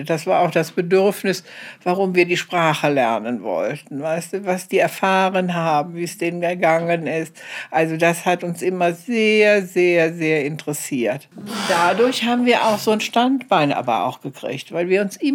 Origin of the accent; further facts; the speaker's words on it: Cologne, North Rhine-Westphalia, Germany; moved away as an adult; now in Eritrea; bin ja Kölnerin.